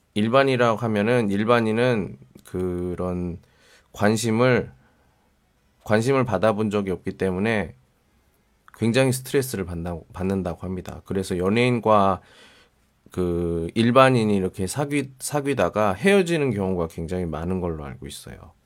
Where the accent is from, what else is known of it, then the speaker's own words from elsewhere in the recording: Daejeon, South Korea; moved away; 제가 대전 사람이잖아요.